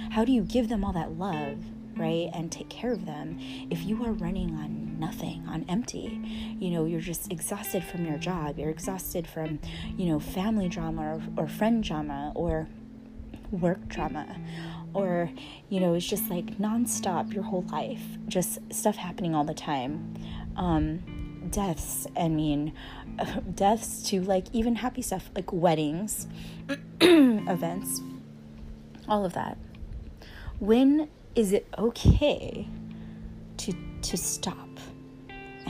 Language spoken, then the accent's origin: English; San Diego, California, United States; moved away as an adult; also born or lived in Los Angeles / San Francisco Bay Area; now in Maui, United States; especially coming from, well, San Diego, we both moved to LA, and then the Bay, I moved to the Bay